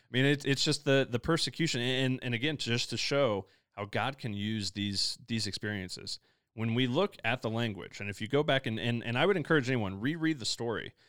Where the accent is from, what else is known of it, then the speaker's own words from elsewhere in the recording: Midwest, United States; now in Denver, United States; I come from the Midwest